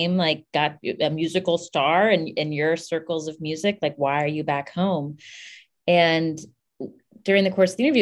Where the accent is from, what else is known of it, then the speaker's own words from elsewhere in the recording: Charleston, West Virginia, United States; moved away; I grew up in Charleston, so I did not grow up like surrounded by, you know, bluegrass musicians in a holler